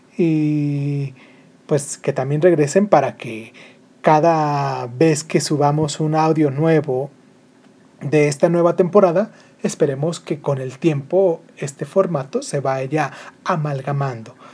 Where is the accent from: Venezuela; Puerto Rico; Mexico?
Mexico; also born or lived in Michoacán; now in Morelia, Mexico; aquí en mi país porque pues de acá soy